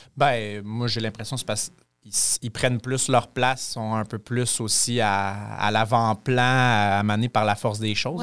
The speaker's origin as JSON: {"language": "French", "town": "Quebec City", "region": "Quebec", "country": "Canada", "moved": "as an adult", "lives_now": "Amos, Canada", "said": "je suis pas un petit gars d'Amos. Euh, je viens de Québec"}